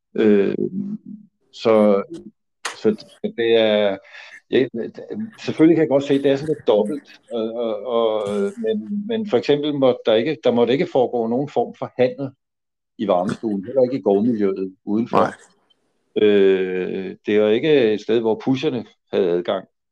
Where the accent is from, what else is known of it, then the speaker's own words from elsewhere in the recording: Copenhagen, Capital Region of Denmark, Denmark; jeg er jo også miljøskadet af min opvækst inde på Nørrebro